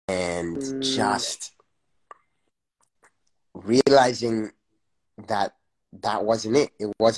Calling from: New York, United States; New York.

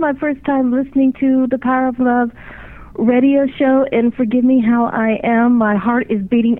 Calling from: Landover, Maryland, United States; I'm calling from Landover, Maryland.

